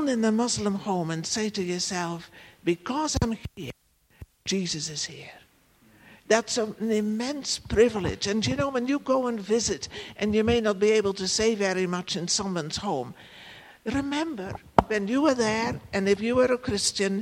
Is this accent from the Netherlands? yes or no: yes; Netherlands; moved away as an adult; also born or lived in Africa; now in Ireland; I come from the Netherlands, and, you know, only two provinces in the country are called Holland, so I'm not from that part of the country.